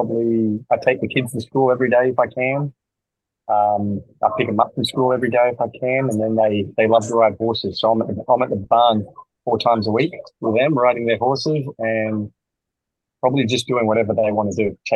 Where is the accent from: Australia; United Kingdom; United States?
Australia; growing up in Australia